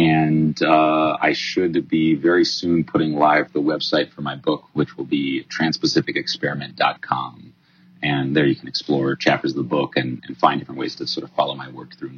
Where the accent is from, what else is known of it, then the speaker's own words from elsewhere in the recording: Palo Alto, California, United States; moved away as an adult; also born or lived in China; Even Palo Alto, my hometown, that I thought when I was growing up there, I didn't think anybody knew about it.